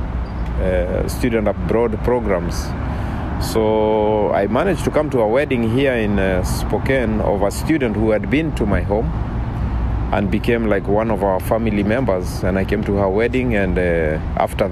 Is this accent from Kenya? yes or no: yes; Kenya; moved away as an adult; now in United States; I come from East Africa, a country called Kenya, and I come from a very small tribe called the Maasai.